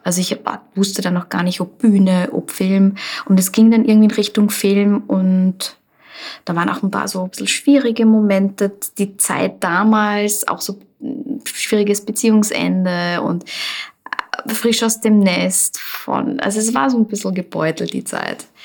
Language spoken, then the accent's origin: German; Linz, Upper Austria, Austria; ich bin in Linz geboren und vor allem Land gelebt und bin dann in die Stadt gezogen